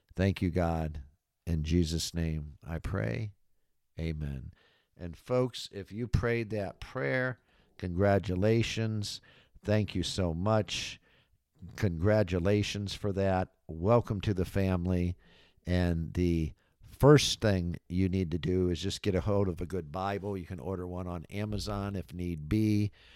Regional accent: Michigan, United States; moved away as an adult; also born or lived in Florida; back home to my home state here of Michigan

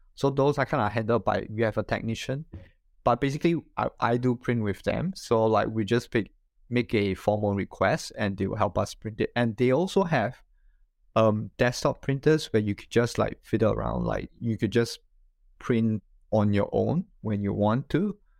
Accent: Singapore; moved away as an adult; now in Japan; I am originally from Singapore. So I studied there and, uh, grew up there.

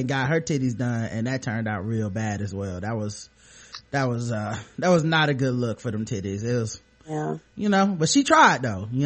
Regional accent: Charlotte, North Carolina, United States; born or raised there

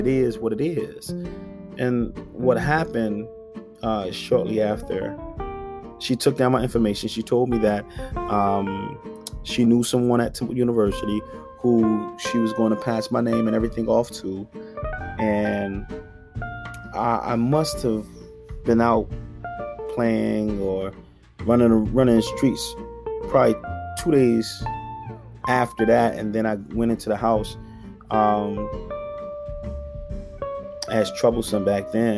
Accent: Philadelphia, Pennsylvania, United States; I grew up in North Philadelphia

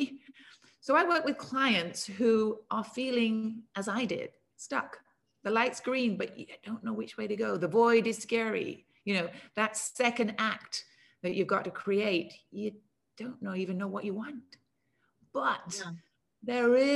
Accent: England, United Kingdom; also born or lived in United States; now in Cannes, France; I live in the south of France. I'm English.

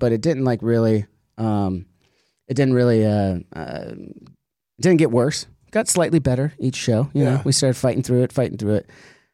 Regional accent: United States; as an American

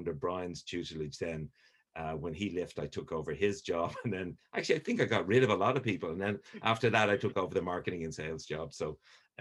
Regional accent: Ireland; moved away as an adult; also born or lived in United States; I came from Ireland, my home, which I love.

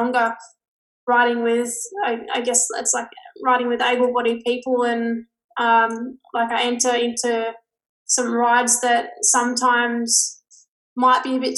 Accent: Newcastle, New South Wales, Australia; I grew up in Newcastle, which is 2 hours north of Sydney, but in a little town called Caves Beach.

